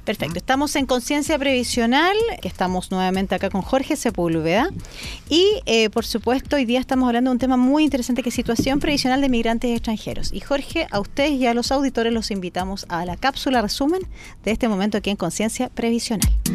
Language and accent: Spanish; Chile; como chilenos